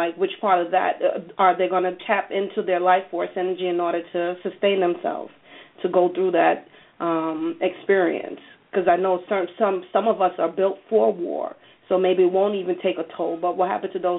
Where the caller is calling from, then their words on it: Connecticut, United States; I'm calling in from Connecticut.